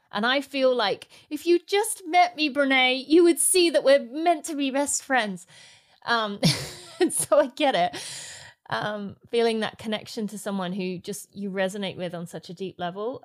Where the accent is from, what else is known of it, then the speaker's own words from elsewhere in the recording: St Albans, East of England, United Kingdom; my hometown in Saint Albans